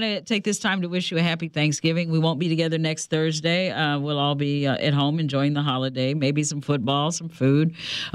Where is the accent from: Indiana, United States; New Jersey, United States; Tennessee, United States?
Indiana, United States; Madison; I grew up around the Cincinnati area. You know, Madison's right in between Cincinnati